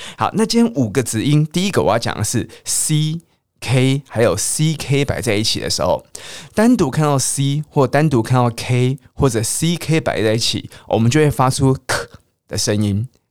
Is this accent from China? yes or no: no; Taiwan; accent: Taiwanese Mandarin (台湾国语); 我很常讲台湾国语